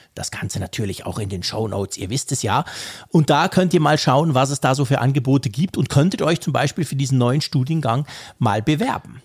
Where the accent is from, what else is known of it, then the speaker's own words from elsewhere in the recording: Switzerland; bei uns in der Schweiz